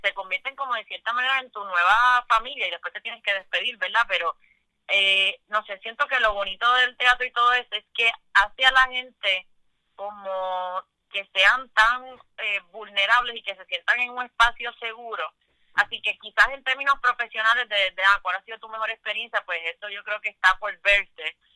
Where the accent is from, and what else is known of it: Puerto Rico